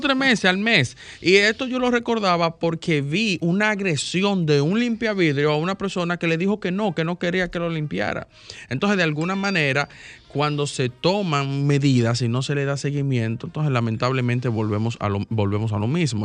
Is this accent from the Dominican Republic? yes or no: yes; Dominican Republic; yo me sentí mal como dominicano